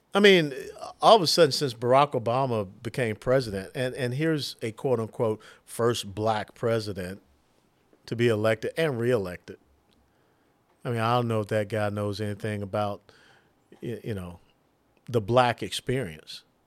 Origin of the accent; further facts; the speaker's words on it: Atlanta, Georgia, United States; my hometown area of Atlanta, Georgia